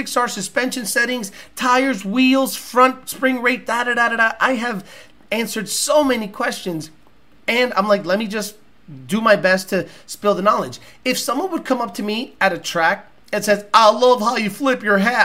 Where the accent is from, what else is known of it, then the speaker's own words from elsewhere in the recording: Massachusetts, United States; I grew up in Massachusetts.